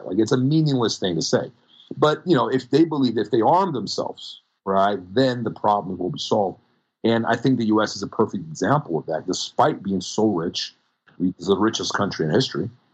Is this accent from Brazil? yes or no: yes; Brazil; now in United States; when I was growing up in Brazil, no one had guns